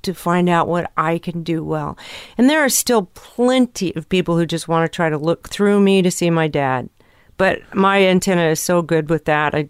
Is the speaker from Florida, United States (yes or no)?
no; California, United States; born or raised there